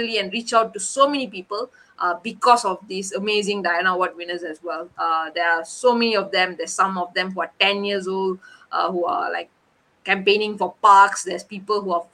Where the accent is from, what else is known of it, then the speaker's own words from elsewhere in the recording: Malaysia; we were the first Malaysians